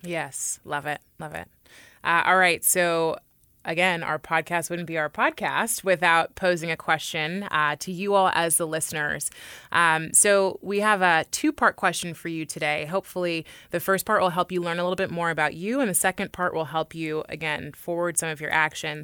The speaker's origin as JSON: {"language": "English", "town": "Oakland", "region": "California", "country": "United States", "tie": "born or raised there", "said": "I was raised in Oakland, which is an incredibly diverse area in the Bay Area"}